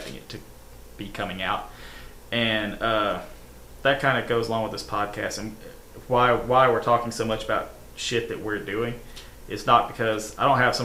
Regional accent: Pell City, Alabama, United States; I grew up in Pell City in the 90s

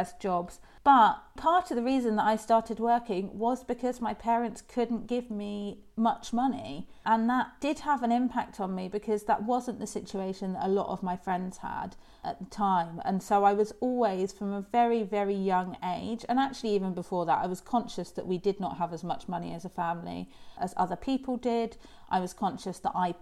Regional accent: Isles of Scilly, South West England, United Kingdom; I grew up on the Isles of Scilly

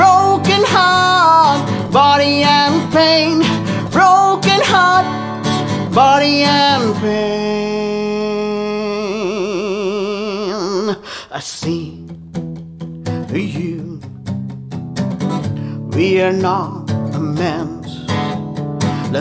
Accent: India; now in Nashville, United States; back in India

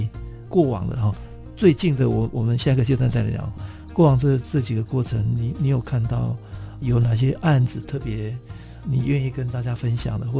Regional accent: Taitung County, Taiwan; 在我的故乡哈台东

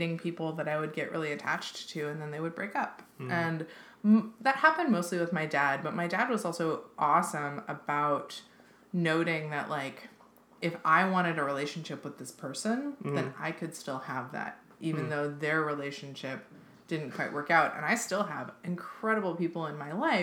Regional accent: Seattle, Washington, United States; I grew up in Seattle, and in Seattle in the 90s and 2000s

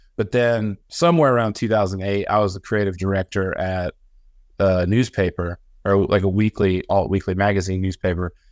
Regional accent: Illinois, United States; moved away as an adult; now in Augusta, Georgia, United States; I grew up in the Midwest on, like, farms, and so nobody had money where I'm from

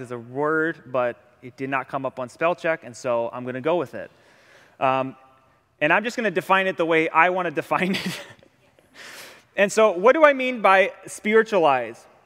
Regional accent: Ohio, United States; now in Hawaii, United States; I'm from Ohio

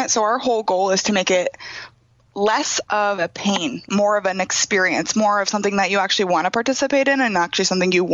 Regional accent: Pella, Iowa, United States; moved away as an adult; also born or lived in Cedar Falls, Iowa; I am originally from Pella, Iowa, just south of Des Moines, and I moved to Cedar Falls to go to UNI

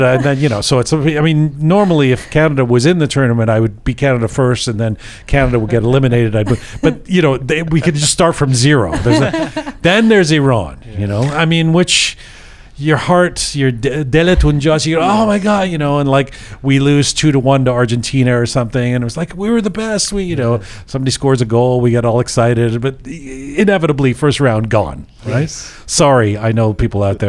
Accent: England, United Kingdom; I was born in England

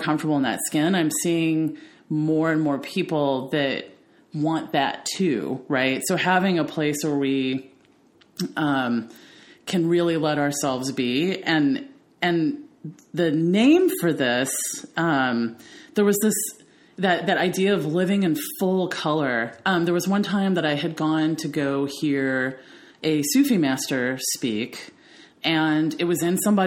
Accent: the South, United States; growing up in the South

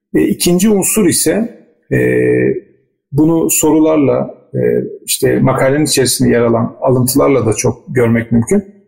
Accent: Istanbul, Turkey; moved away as an adult; also born or lived in Rize; Ben de İstanbul'da doğdum, büyüdüm ama bir şekilde bir biçimde Rize ile irtibatımız devam etti.

